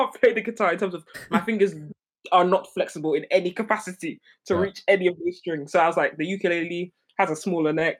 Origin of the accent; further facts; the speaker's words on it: London, United Kingdom; London. Born and raised in London.